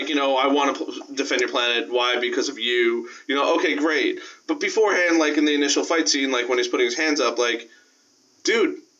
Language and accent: English; Brooklyn, New York, United States; I'm from Brooklyn. I'm from Brooklyn.